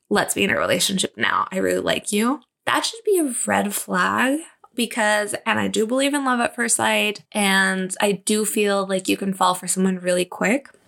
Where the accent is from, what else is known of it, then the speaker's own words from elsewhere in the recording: Mexico; also born or lived in Germany; I didn't date for the longest time because obviously I moved to Germany and then I moved back to my hometown. Well, not where my parents were living. And then I tried to finish high school really fast to get out of there and move to Mexico City